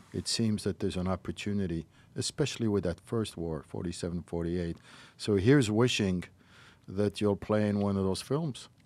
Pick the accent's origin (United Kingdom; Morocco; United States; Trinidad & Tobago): Morocco; moved away; I was raised in Morocco